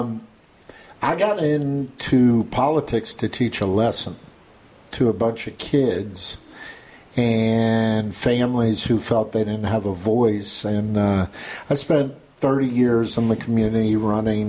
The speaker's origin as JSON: {"language": "English", "town": "Tampa", "region": "Florida", "country": "United States", "tie": "born or raised there", "said": "I'm born and raised in Tampa. Born here in 65, 58 years old. Went away to college, but back here"}